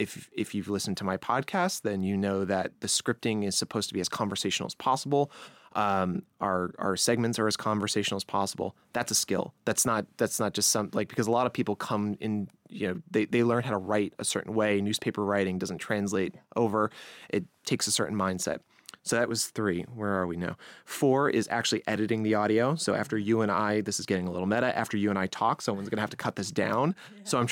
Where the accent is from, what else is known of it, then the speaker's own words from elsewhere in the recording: New York, United States; accent: Long Island; so I don't want to deter anyone with my Long Island accent, which is like, you know, some people don't like that.